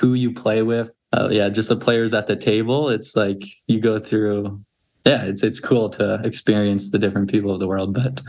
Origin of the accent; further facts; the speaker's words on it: Canada; And then as far as my home state as well, flyered by, because they have there's like government-owned casinos in Canada.